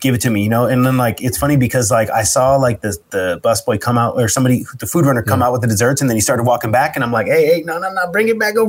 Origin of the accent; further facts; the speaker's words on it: United States; I'm American, and I'm Christian background